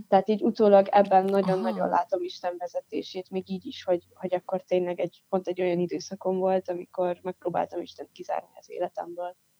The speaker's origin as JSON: {"language": "Hungarian", "town": "Pécs", "region": "Baranya", "country": "Hungary", "tie": "born or raised there", "said": "Pécset nőttem fel"}